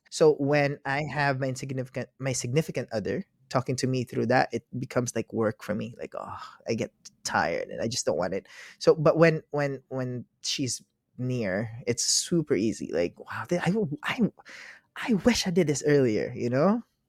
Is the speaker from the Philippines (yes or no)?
yes; Philippines; moved away; also born or lived in Ukraine; Yeah, I'm Filipino.